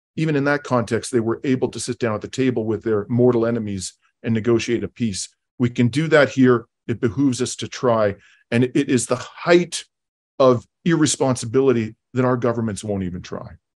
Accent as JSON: {"language": "English", "town": "London", "region": "Ontario", "country": "Canada", "tie": "born or raised there", "said": "my hometown of London, Ontario"}